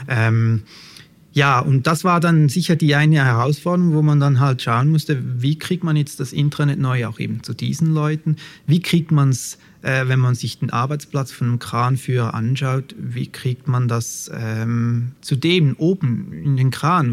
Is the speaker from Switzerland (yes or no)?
yes; Switzerland; accent: Swiss; ich komme aus der Schweiz, das hört man vielleicht schon ein bisschen an meinem Akzent